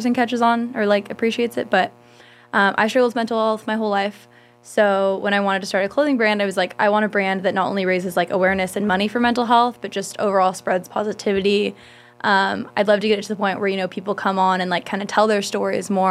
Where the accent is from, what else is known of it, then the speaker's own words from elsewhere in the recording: San Diego, California, United States; also born or lived in Bakersfield; I lived in La Jolla for 9 years